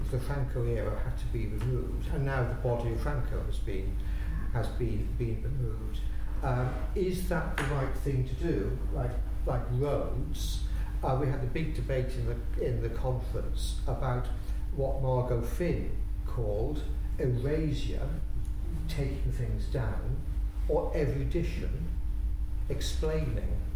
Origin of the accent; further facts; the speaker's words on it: Wales, United Kingdom; So speaking as a Welshman